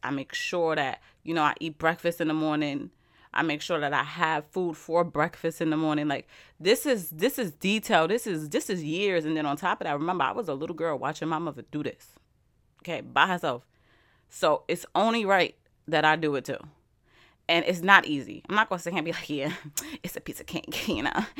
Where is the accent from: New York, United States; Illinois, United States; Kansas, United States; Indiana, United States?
New York, United States; I'm from New York